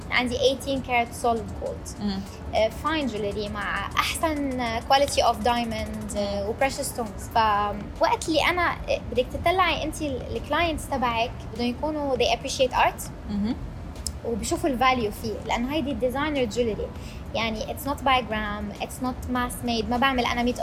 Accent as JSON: {"language": "Arabic", "country": "Syria", "moved": "yes", "lives_now": "Dubai, United Arab Emirates", "said": "انا مم. سوريه"}